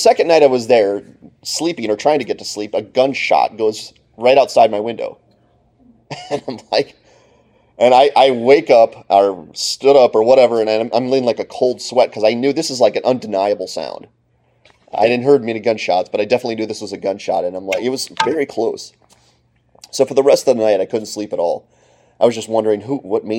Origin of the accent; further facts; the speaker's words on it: Clarks Summit, Pennsylvania, United States; moved away as an adult; now in Ypsilanti, United States; I grew up in Clark Summit, Pennsylvania